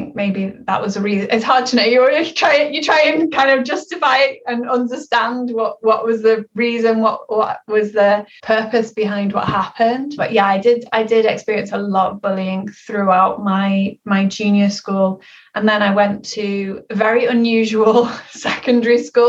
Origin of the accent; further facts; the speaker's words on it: Liverpool, North West England, United Kingdom; I grew up in Liverpool in an area called Toxteth